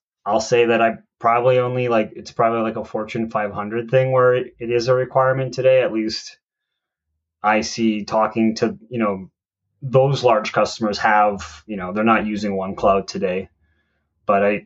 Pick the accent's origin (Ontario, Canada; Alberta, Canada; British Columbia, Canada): Alberta, Canada; Calgary; I always tell people I'm from Calgary